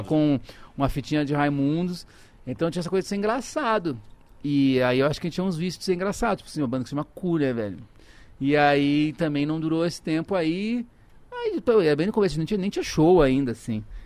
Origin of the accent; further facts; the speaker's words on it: Porto Alegre, Rio Grande do Sul, Brazil; moved away as an adult; also born or lived in Ceará; now in São Paulo, Brazil; Eu nasci no Ceará, mas eu vivi a vida inteira no Rio Grande do Sul